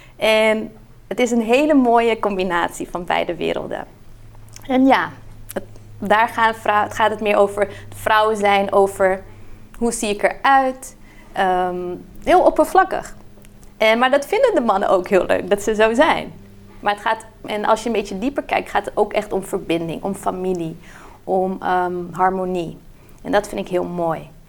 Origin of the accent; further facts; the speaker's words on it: Brazil; now in Netherlands; ik ben in Brazilië opgegroeid